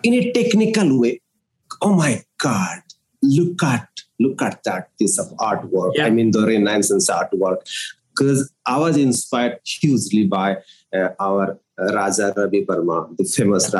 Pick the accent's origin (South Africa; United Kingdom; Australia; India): India; Odisha; now in Nagpur, India; I'm from Odisha and from a place which is kind of very small town, uh, surrounded by nature.